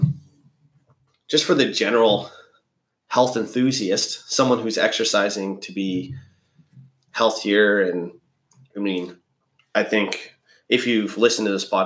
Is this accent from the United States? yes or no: no; Canada; we're Canadian